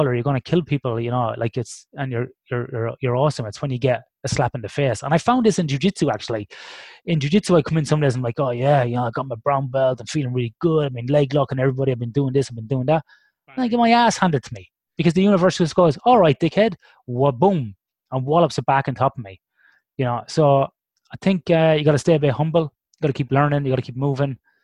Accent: Ireland; When I grew up in Ireland in the '80s

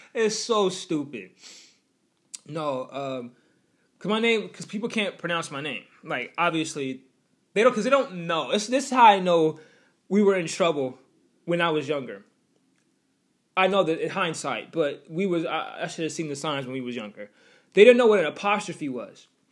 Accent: Washington, United States; accent: West Coast; I'm from Washington

